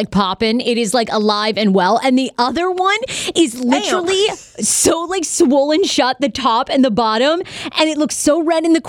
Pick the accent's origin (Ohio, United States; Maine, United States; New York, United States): Maine, United States; I'm from New England. You know, I'm a Mainer